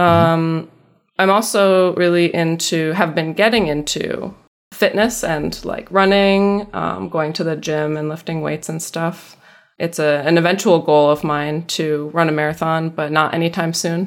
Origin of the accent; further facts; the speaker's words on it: upstate New York, United States; also born or lived in Massachusetts; I was born in Massachusetts, but I have spent most of my life in New York State. Not New York City, but upstate